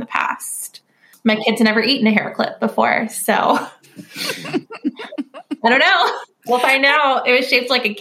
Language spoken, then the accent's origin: English; Virginia, United States; I am from Virginia